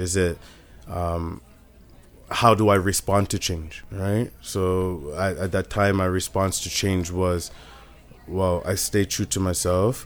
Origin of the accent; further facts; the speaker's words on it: Richmond Hill, Ontario, Canada; I grew up in Richmond Hill.